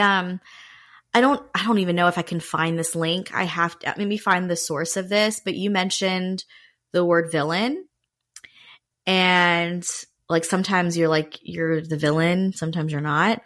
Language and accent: English; Raleigh, North Carolina, United States; I was born in Raleigh, North Carolina.